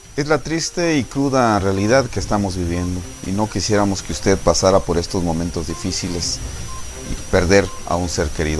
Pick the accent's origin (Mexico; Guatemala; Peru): Guatemala; como guatemaltecos